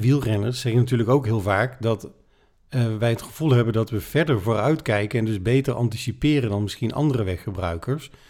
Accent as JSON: {"language": "Dutch", "country": "Netherlands", "said": "wij kunnen allemaal als Nederlanders eh, fietsen"}